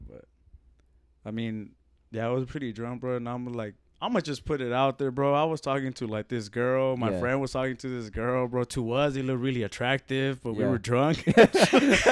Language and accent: English; Mexico; now in Phoenix, United States; I'm from Mexico